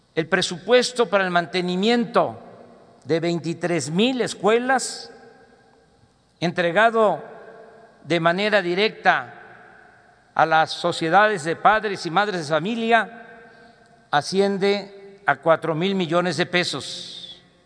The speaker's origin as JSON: {"language": "Spanish", "country": "Mexico", "said": "como somos los mexicanos"}